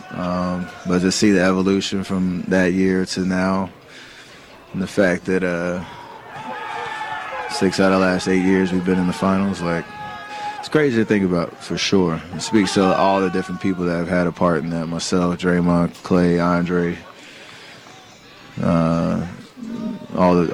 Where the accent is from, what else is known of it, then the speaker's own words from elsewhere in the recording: East Coast, United States; I was growing up in the East Coast.